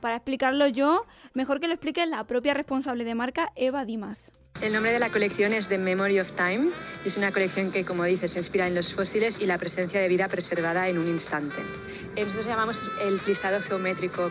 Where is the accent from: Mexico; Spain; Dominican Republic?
Spain; Jaén, Andalusia; soy de Jaén